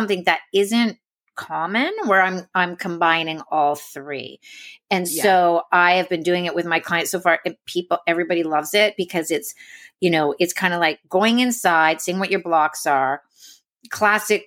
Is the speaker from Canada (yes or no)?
yes; Canada; moved away; I'm Canadian.